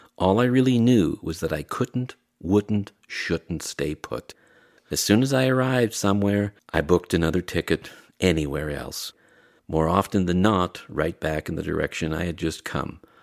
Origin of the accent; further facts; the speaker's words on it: Barry's Bay, Ontario, Canada; also born or lived in Pembroke, Ontario; I was born in Pembroke, raised in Barry's Bay